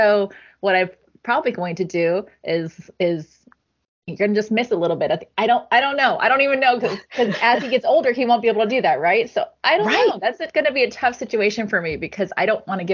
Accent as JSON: {"language": "English", "country": "United States", "said": "as an American"}